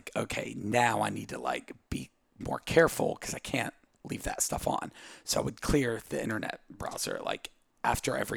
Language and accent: English; Southwest Virginia, United States; moved away as an adult; also born or lived in Brazil; now in Charleston, United States; I grew up in Southwest Virginia